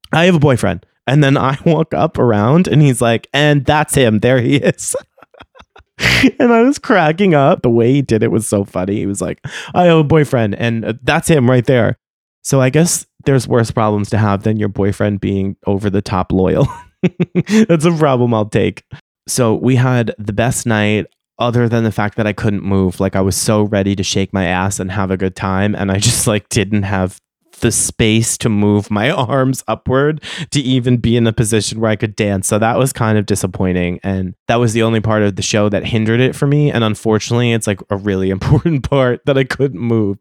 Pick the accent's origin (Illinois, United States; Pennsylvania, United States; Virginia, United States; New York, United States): New York, United States; growing up in New York and living so close to the city